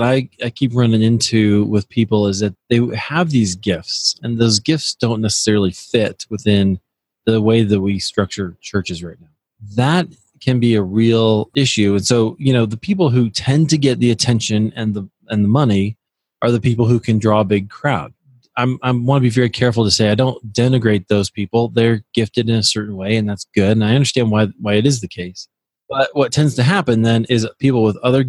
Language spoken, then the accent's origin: English; Iowa, United States; moved away as an adult; also born or lived in Colorado; I'm originally from Iowa